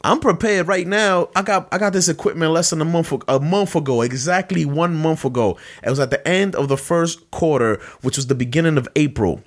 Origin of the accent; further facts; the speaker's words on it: New York City, New York, United States; I'm come from Best Style Brooklyn